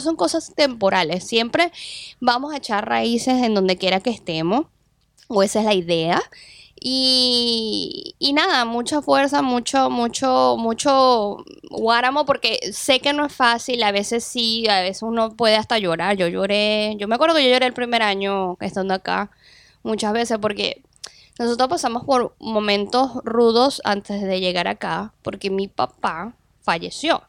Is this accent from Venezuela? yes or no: yes; Venezuela; moved away; yo como venezolana